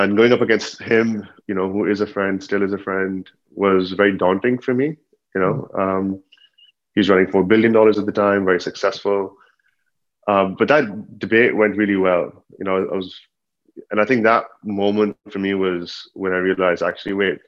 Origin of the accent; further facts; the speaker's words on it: Dubai, United Arab Emirates; also born or lived in Pakistan; from Pakistan, but born and raised in Dubai.